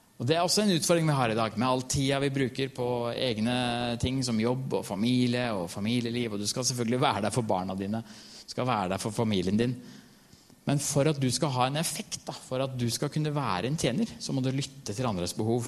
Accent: Norway; jeg er norsk

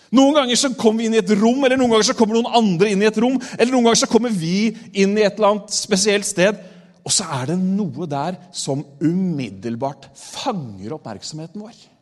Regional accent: Re, Vestfold, Norway; also born or lived in Tolsrød; Men vi flytta fra Tolsrød, og så flytta vi til eh, det som het Våle kommune før. Nå heter det Re

